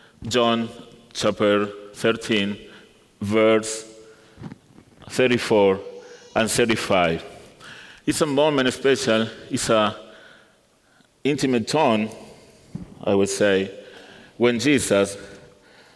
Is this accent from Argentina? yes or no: yes; Argentina; English is a second language; moved away as an adult; now in South Carolina, United States; I am from Argentina